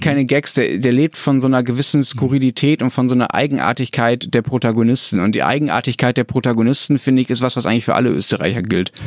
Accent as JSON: {"language": "German", "country": "Germany", "said": "als Deutscher"}